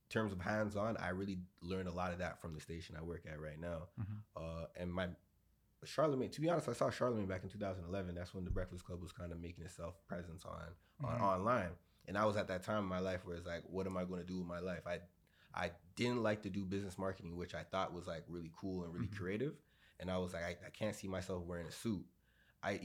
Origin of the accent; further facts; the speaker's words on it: Brampton, Ontario, Canada; I grew up in Brampton, Ontario, born and raised